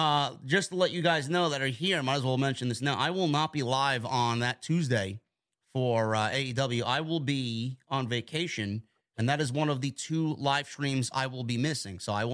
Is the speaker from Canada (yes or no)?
yes; Toronto, Ontario, Canada; It's going to be in my hometown next week in Toronto, Ontario, Canada.